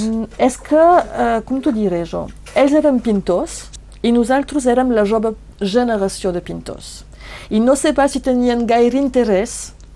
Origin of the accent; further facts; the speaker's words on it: Bages, Occitania, France; a Bages, a la Casa Carrera, perquè és el meu poble